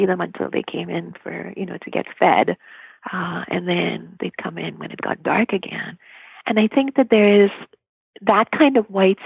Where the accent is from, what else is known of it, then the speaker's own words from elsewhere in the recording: Mumbai, Maharashtra, India; moved away as an adult; now in North America; I grew up in Bombay